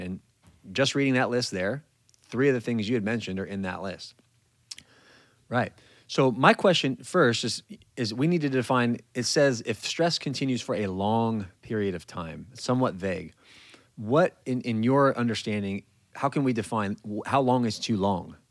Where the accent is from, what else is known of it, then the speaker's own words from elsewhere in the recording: California, United States; moved away as an adult; I'm from California